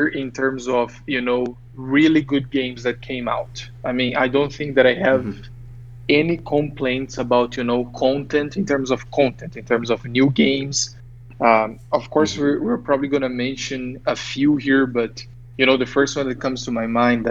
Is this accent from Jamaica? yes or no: no; Brazil; moved away as an adult; also born or lived in San Diego, United States; we were born and raised in Brazil. It's like after living almost six years in San Diego